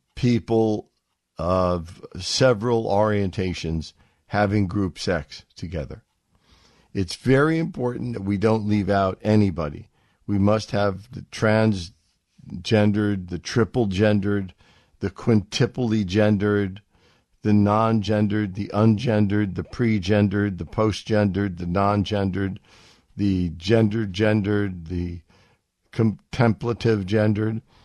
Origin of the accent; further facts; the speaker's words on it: United States; I'm from America. I speak American